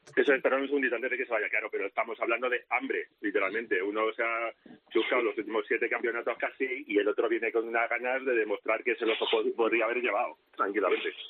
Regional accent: Spain; como español

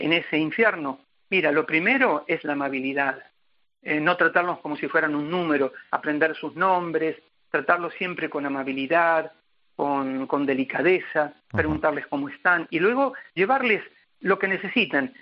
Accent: Argentina; now in Africa; no tengo pensado volver a la Argentina eh, me considero ya africano

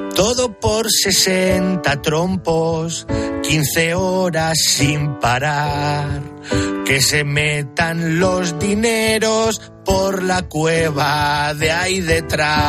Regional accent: Picón, Castilla-La Mancha, Spain; born or raised there

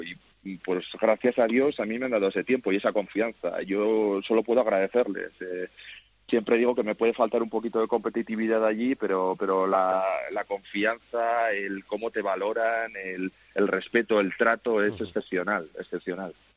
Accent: Spain; moved away as an adult; now in Slovakia; yo soy español

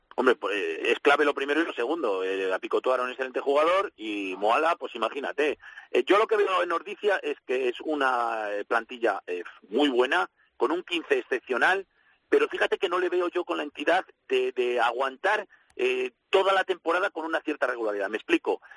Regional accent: Valladolid, Castile and León, Spain; Como vallisoletano

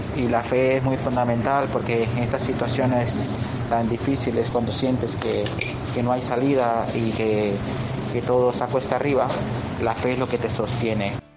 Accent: Honduras; moved away as an adult; now in Spain; vengo de Honduras, eh, estoy aquí en España

